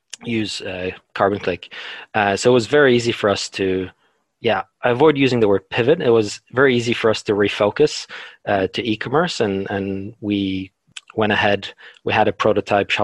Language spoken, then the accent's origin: English; Norway; moved away as an adult; also born or lived in London, United Kingdom; now in New Zealand; I'm from Norway, but my parents are Polish